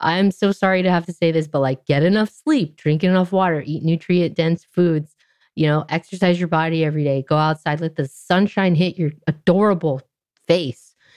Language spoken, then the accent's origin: English; Orange County, California, United States; I grew up in Orange mm. County, California, which is rather conservative part of Southern California